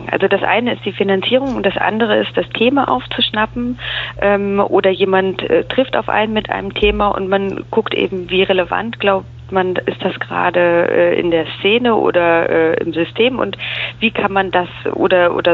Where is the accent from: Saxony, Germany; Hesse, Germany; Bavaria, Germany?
Bavaria, Germany; Munich; Ich bin aufgewachsen, geboren und aufgewachsen in München, in Bayern ähm, und bin nach dem Abitur zum Studieren nach äh, Berlin gegangen